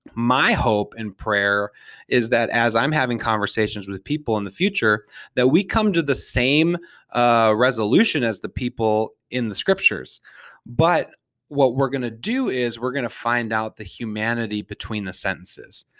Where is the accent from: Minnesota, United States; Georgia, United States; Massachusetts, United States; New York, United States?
Minnesota, United States; St. Paul; I was born in St. Paul.